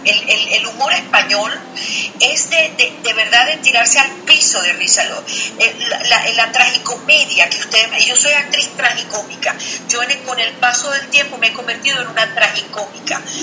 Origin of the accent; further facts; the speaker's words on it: Venezuela; nosotros lo hemos heredado como venezolanos